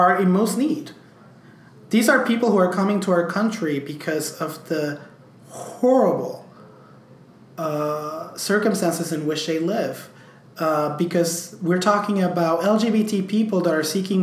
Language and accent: English; Puerto Rico; also born or lived in New York; I could not be prouder as a Puerto Rican